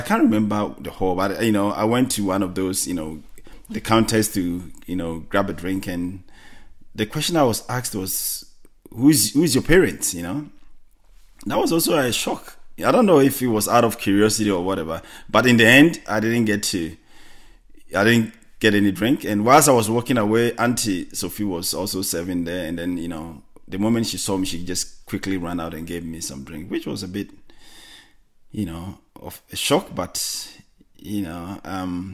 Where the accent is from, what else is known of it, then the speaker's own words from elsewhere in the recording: Ghana; moved away as an adult; now in Australia; a Ghanaian, you know, we are from Ghana